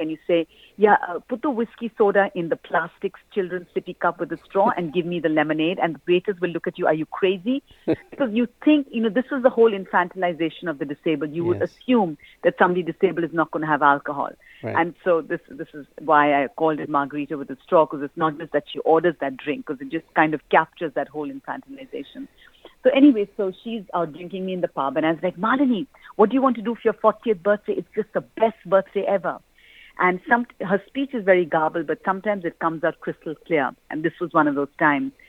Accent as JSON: {"language": "English", "country": "India", "tie": "born or raised there", "said": "I grew up in India"}